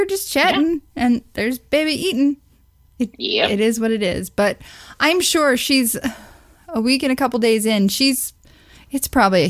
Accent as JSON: {"language": "English", "region": "Missouri", "country": "United States", "said": "because it's my home state."}